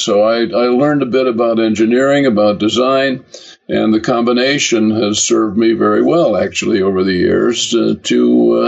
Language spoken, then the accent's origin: English; Kalamazoo, Michigan, United States; moved away as an adult; also born or lived in Brooklyn, New York; now in England; Kalamazoo, Michigan, which was my hometown